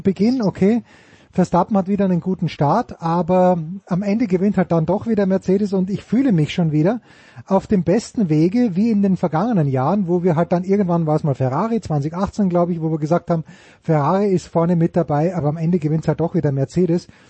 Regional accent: Austria; als Österreicher, bin damit sozialisiert worden

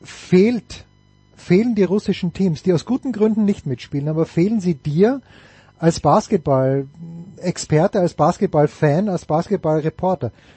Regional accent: Austria; als Österreicher

